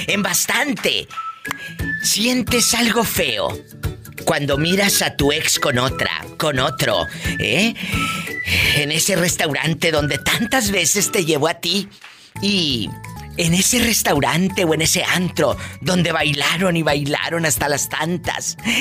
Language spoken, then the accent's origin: Spanish; Matamoros, Tamaulipas, Mexico; mi tierra, el Matamoros, Tamaulipas